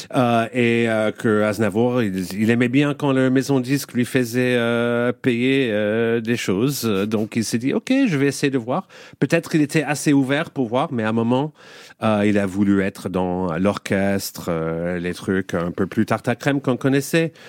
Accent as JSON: {"language": "French", "town": "Montreal", "region": "Quebec", "country": "Canada", "tie": "born or raised there", "second_language": "French", "moved": "yes", "said": "quand j'étais petit à Montréal"}